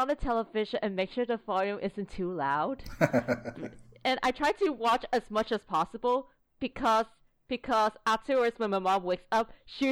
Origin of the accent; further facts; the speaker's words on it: Hong Kong; I'm born and raised in Hong Kong